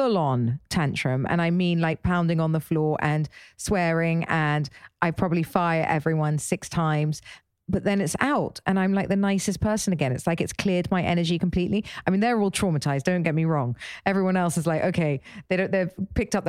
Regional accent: England, United Kingdom; I'm English

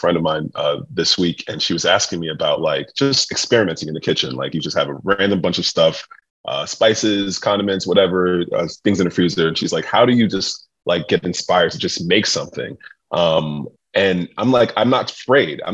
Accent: New York City, New York, United States; being a chef that was growing up in New York City in a very eclectic

